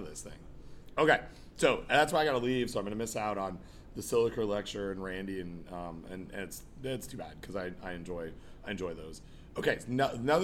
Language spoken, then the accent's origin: English; Toronto, Ontario, Canada; I grew up here in Toronto.